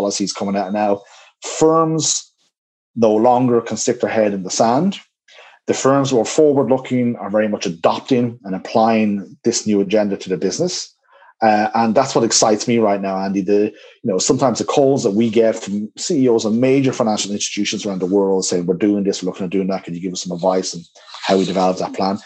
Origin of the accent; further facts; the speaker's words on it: Dublin, Leinster, Ireland; Dublin, my hometown